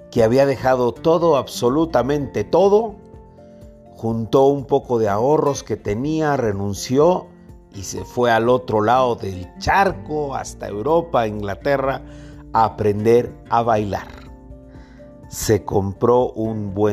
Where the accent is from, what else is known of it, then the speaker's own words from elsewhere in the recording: Monterrey, Nuevo León, Mexico; born there; Monterrey y él también, y los dos teníamos eh, una vecindad muy cercana, la casa donde él vivía y mi casa donde yo nací y estaba mi mamá, eran muy cercanas.